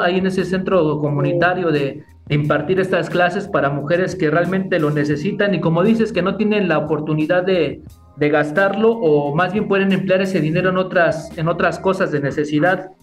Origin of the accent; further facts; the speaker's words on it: State of Mexico, Mexico; yo soy de aquí del Estado de México